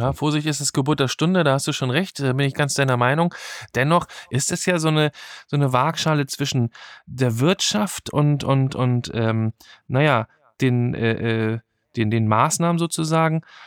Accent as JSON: {"language": "German", "country": "Germany", "said": "Bei uns in Deutschland"}